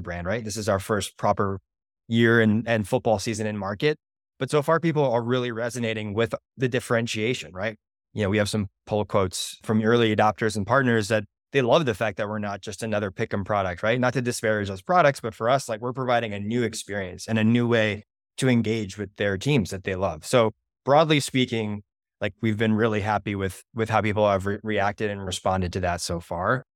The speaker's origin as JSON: {"language": "English", "town": "Boston", "region": "Massachusetts", "country": "United States", "said": "I'm from Boston"}